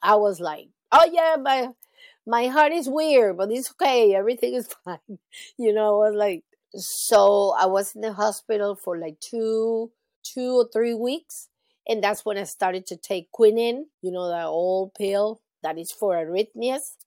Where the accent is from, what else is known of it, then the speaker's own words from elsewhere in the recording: Caracas, Capital District, Venezuela; also born or lived in Raleigh, North Carolina / Charlotte, North Carolina; now in Jacksonville, United States; I was born in Venezuela in 1965